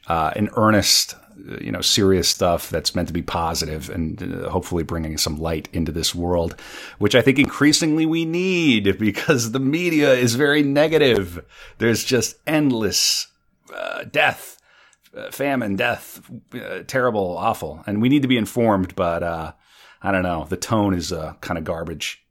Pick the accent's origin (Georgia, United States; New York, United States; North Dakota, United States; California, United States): North Dakota, United States; moved away; I'm from North Dakota